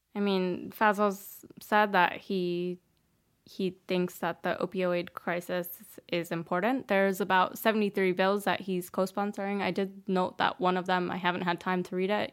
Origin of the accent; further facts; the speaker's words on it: New Jersey, United States; moved away; I grew up in New Jersey.